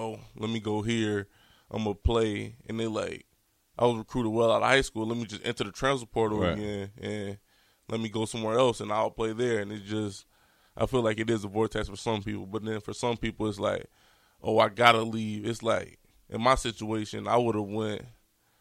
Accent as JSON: {"language": "English", "region": "Virginia", "country": "United States", "tie": "born or raised there", "said": "growing up in Virginia, I'm from, like, the 757 area"}